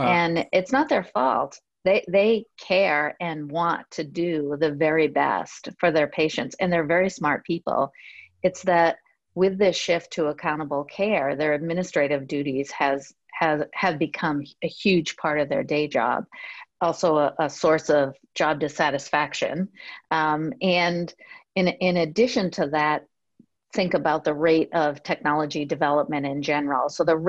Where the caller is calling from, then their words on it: Bethesda, Maryland, United States; Bethesda, actually.